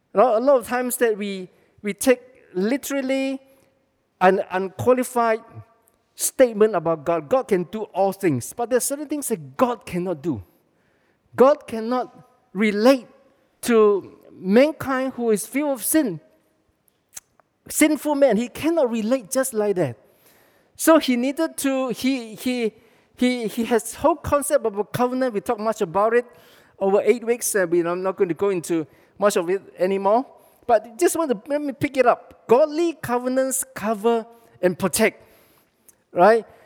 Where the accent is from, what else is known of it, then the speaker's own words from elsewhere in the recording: Malaysia; we are Malaysian.